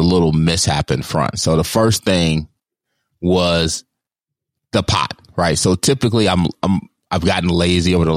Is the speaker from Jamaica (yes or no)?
yes; Jamaica; I, as a Jamaican